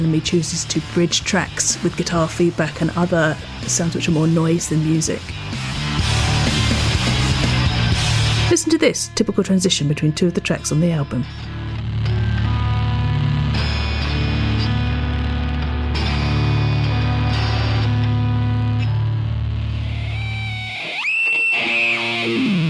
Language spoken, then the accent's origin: English; England, United Kingdom; As an English person, I'm quite familiar with British folk music just through living here and knowing that tradition